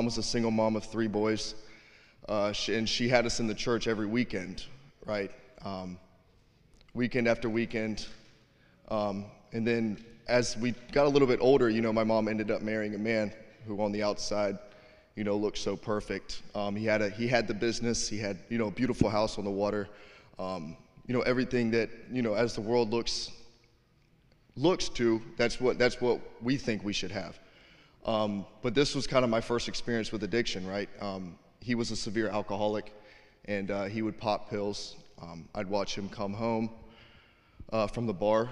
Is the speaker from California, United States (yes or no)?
no; Savannah, Georgia, United States; moved away; I'm from Savannah, Georgia